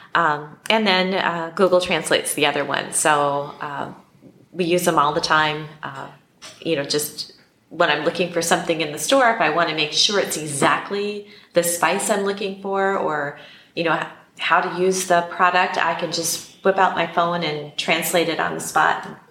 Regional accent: Black Hills of South Dakota, United States; now in Mexico; I grew up in the Black Hills of South Dakota

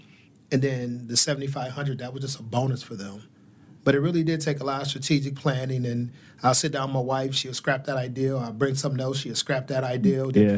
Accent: United States; I was born and raised downtown in the Town Gardens.

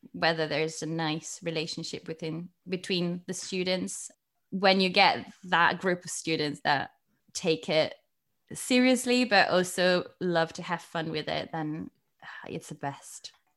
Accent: Milan, Lombardy, Italy; English is a second language; moved away as an adult; also born or lived in United Kingdom / Bristol; I was born in Italy, and, yeah, I'm from Milan

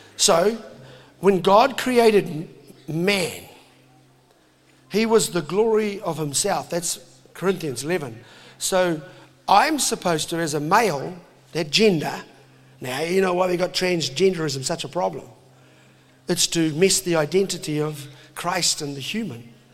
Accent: New Zealand; I'm a Kiwi dad.

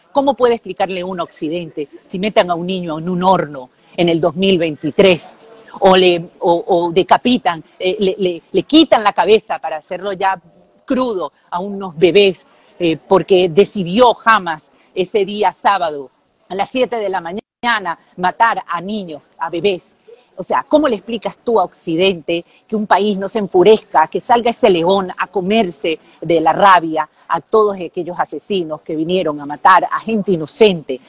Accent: Venezuela; now in Israel; yo como periodista venezolana, israelí

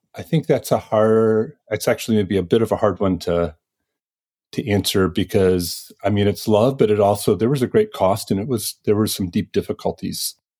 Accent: Detroit, Michigan, United States; moved away as an adult; also born or lived in Ann Arbor, Michigan / Fort Wayne, Indiana; I grew up in Michigan over near Detroit

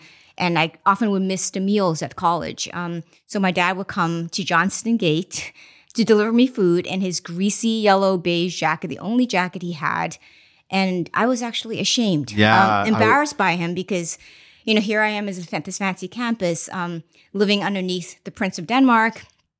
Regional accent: Mozambique; also born or lived in China; So I was born in China, but I actually grew up in Mozambique, Africa.

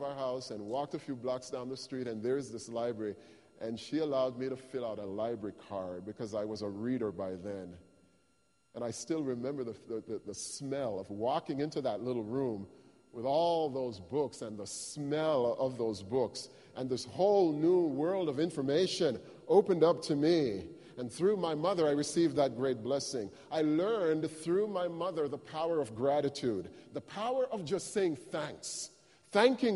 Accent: Jamaica; moved away; as a child when I was growing up in Jamaica, our family didn't have a lot of material things

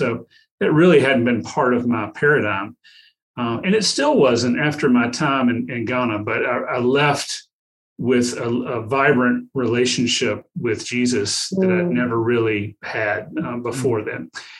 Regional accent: the South, United States; accent: Southern; Yeah, I've been married to a Canadian too long. I've lost some of my Southern accent.

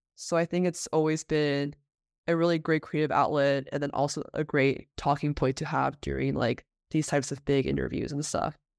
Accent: Bay Area, California, United States; I grew up in the Bay Area where I w, did all my schooling there

